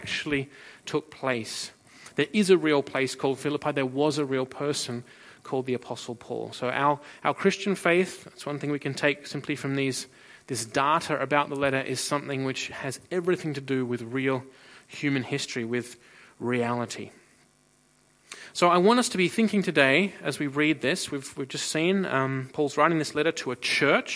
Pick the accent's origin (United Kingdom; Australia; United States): Australia; now in Freiburg, Germany; I'm originally from Australia